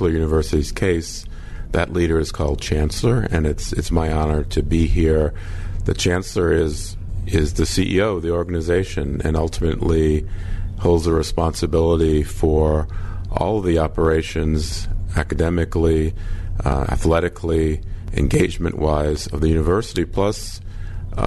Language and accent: English; New Orleans, Louisiana, United States; also born or lived in Kansas / Duke / Brown / Purdue; now in Oxford, Mississippi, United States; as a Southerner, having been born and raised in New Orleans